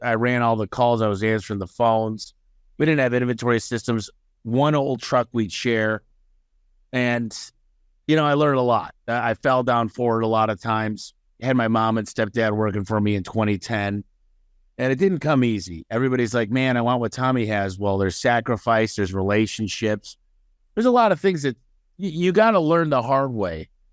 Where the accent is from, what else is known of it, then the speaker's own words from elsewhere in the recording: Detroit, Michigan, United States; now in Phoenix, United States; I'm originally from a suburb of Detroit, Michigan, and when you're a kid growing up in Detroit